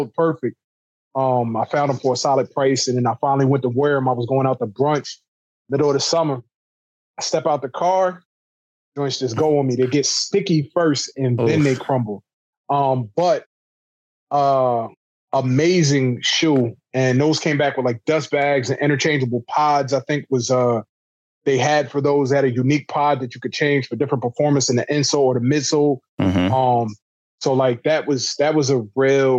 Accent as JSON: {"language": "English", "region": "New Jersey", "country": "United States", "tie": "born or raised there", "said": "I'm from Jersey, but all my family's from New York"}